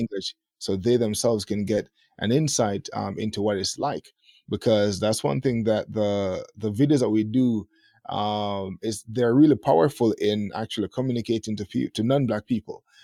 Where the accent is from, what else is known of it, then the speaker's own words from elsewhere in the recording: Jamaica; moved away as an adult; now in Japan; Jamaica, that was where, you know, born and bred